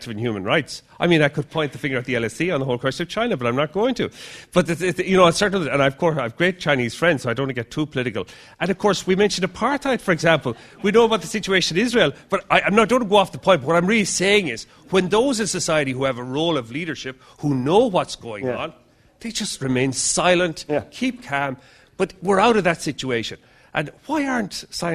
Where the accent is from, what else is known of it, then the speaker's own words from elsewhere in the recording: Ireland; now in London, United Kingdom; I'm from Ireland, although I'm based in London now